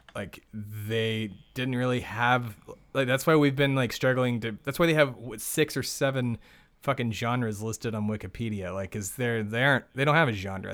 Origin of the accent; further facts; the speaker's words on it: Texas, United States; I'm from Texas